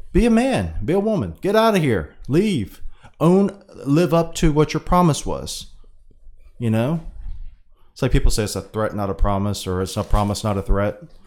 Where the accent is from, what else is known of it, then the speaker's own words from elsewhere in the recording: United States; I'm a Pacific Islander, American